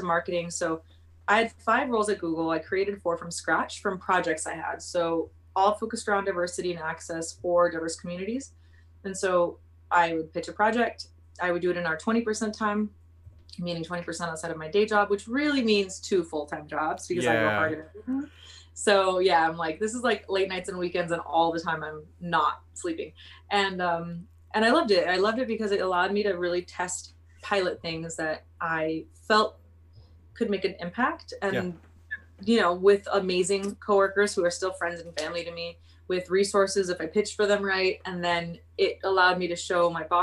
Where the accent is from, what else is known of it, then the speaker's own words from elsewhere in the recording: Oxnard, California, United States; moved away as an adult; I'm from Oxnard, California. Oxnard is about an hour and a half north of LA.